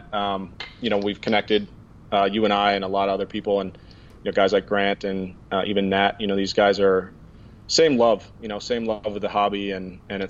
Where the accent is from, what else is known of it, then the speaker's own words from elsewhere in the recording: 90 miles from Wausau, Wisconsin, United States; moved away; So I worked in East Bay in marketing, which is in Wausau, Wisconsin, which is 90 miles from my hometown